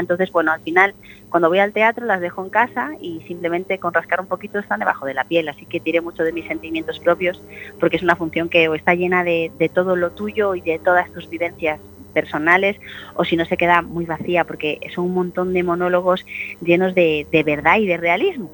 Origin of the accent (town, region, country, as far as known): Galicia, Spain; moved away